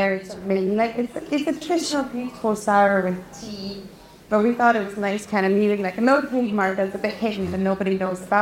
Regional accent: Umeå, Västerbotten County, Sweden; English is a second language; moved away; Excuse my English, I am Swedish, for anyone who hasn't figured the accent out

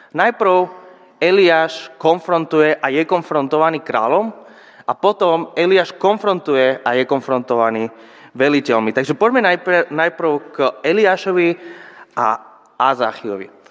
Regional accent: Spain; Slovak is a second language; moved away as an adult; now in Žilina, Slovakia; pochádzam zo Španielska

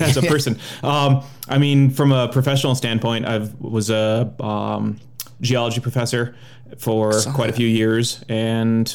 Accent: Minnesota, United States; moved away; I grew up in Minnesota

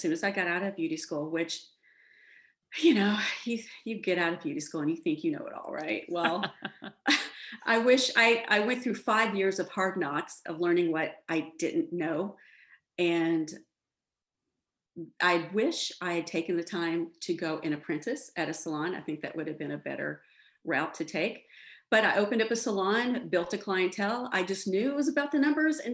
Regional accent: Dallas-Fort Worth area, Texas, United States; now in Houston, United States; I grew up in poverty in the Dallas-Fort Worth area

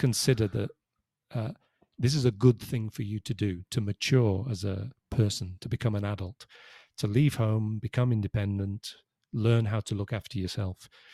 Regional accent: Liverpool, North West England, United Kingdom; moved away as an adult; now in Spain; I'm from Liverpool

